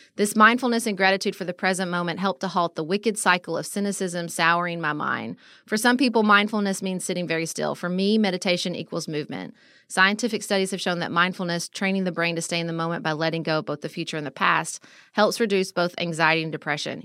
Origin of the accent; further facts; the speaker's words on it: United States; an American who travels